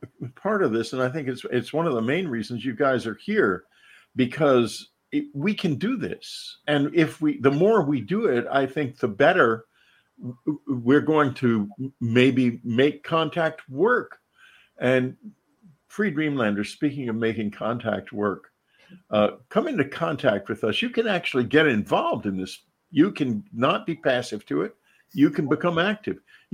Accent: San Antonio, Texas, United States; I grew up in San Antonio.

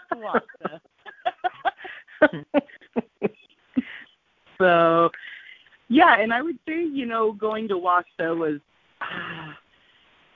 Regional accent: southeastern Montana, United States; I am from southeastern Montana.

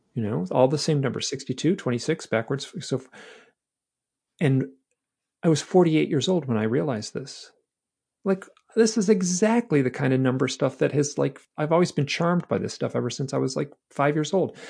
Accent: Michigan, United States; I'm from Michigan

